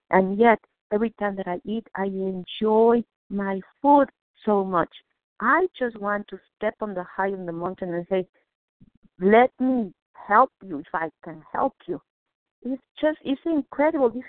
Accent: Mexico; now in Boston, United States; I was born in Mexico, but I live in Boston.

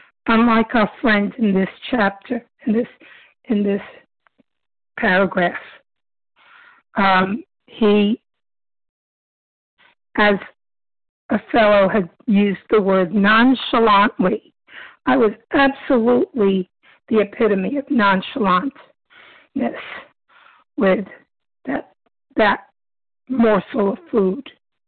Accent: Brooklyn, New York, United States; Brooklyn, New York.

